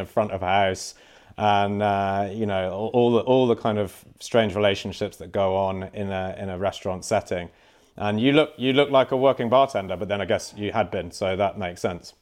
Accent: Cornwall, South West England, United Kingdom; I am a Cornish boy.

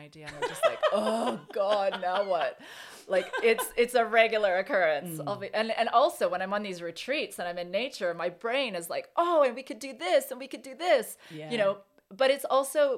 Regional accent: Canadian Rockies, Canada; moved away as an adult; now in United Kingdom; I grew up in the Canadian Rockies. So I spent a lot of my childhood and teens, early 20s, in mountains

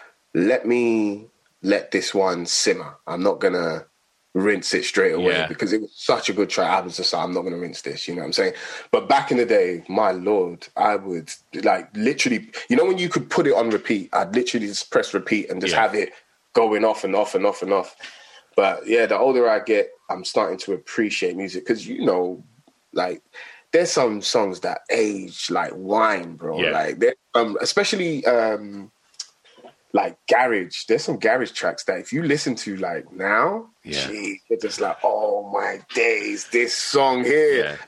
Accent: Nigeria; Even me being a Nigerian, my dad used to listen to reggae as well.

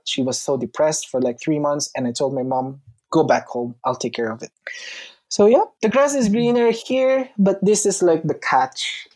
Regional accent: Philippines; moved away as an adult; now in Italy; I'm a Filipino

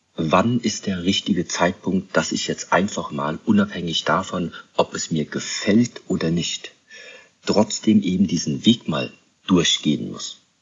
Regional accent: Germany; ich bin in Deutschland aufgewachsen

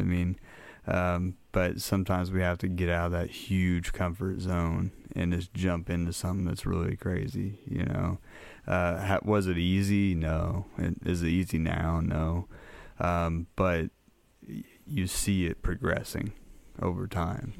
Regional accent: Minneapolis, Minnesota, United States; now in Crothersville, Indiana, United States; I was born and raised up in Minneapolis, um, lived there a majority of my childhood.

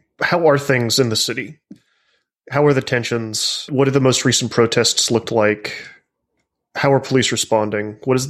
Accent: the South, United States; I'm from the South

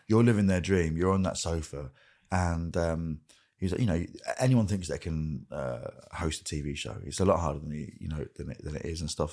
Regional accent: Grimsby, Yorkshire and the Humber, United Kingdom; growing up in Grimsby

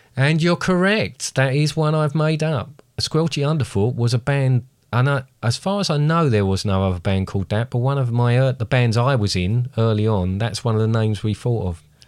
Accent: United Kingdom; quite a thing to be British

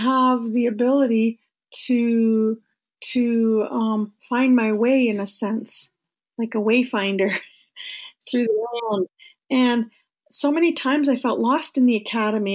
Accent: Flying Post First Nation, Treaty 9, Ontario, Canada; I'm from Flying Post First Nation Treaty 9

